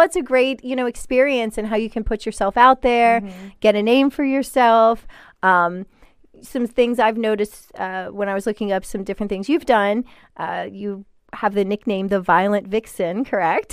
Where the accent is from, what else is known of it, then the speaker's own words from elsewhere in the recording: Hagerstown, Maryland, United States; I grew up in Hagerstown